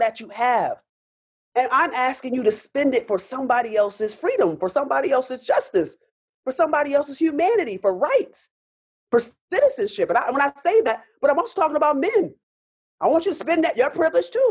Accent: Rochester, New York, United States; moved away; also born or lived in Pittsburgh; I'm born and raised in Rochester

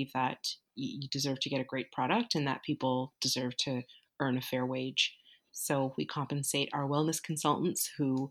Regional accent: Vancouver, British Columbia, Canada; moved away; also born or lived in Ontario; I grew up in Vancouver

